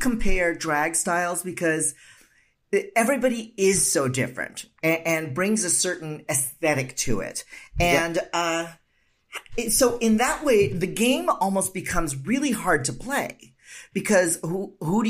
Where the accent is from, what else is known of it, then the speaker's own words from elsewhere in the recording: Philippines; I'm Filipino